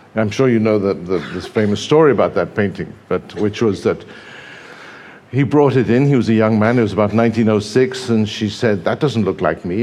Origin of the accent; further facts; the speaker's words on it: England, United Kingdom; also born or lived in Brazil; I was raised quite a lot of the time in England. Um, and actually, I was born in Brazil, but by the time I arrived in England